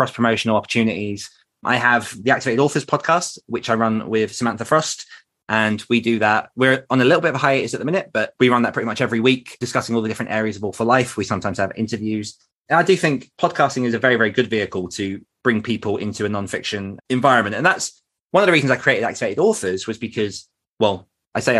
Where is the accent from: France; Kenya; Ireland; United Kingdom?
United Kingdom; being British